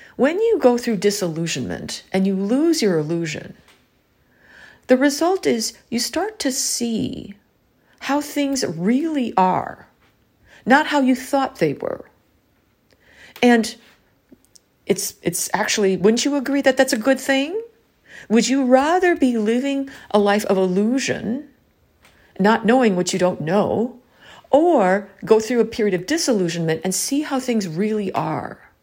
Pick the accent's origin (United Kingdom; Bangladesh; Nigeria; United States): United States; growing up in the American education system